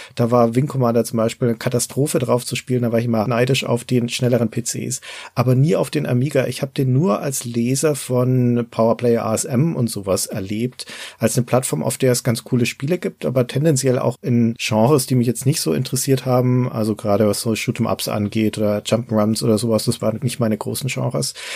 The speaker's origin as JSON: {"language": "German", "town": "Nuremberg", "region": "Bavaria", "country": "Germany", "said": "hier bei uns in Nürnberg"}